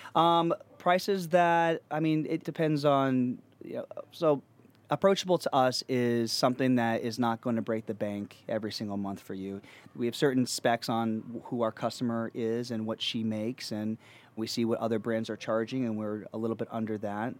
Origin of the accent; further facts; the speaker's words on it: Pennsylvania, United States; now in New York, United States; we've grown up in small towns. I'm from Pennsylvania